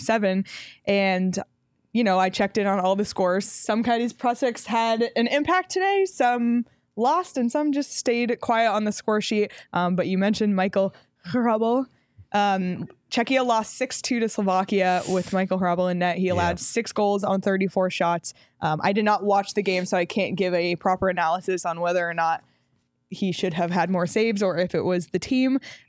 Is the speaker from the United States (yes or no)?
no; Canada; as a Canadian, like I used to spend all my Christmases in Canada